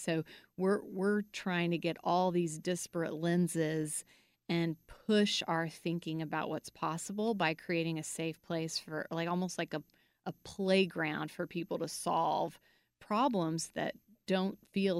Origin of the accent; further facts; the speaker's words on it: Guatemala; and then I grew up in Guatemala.